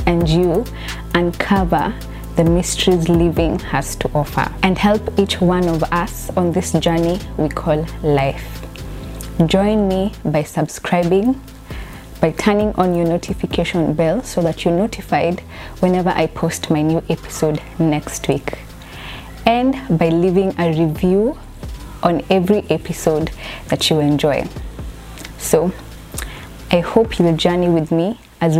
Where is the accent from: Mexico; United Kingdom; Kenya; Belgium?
Kenya; Jamhuri Day for us is our Independence Day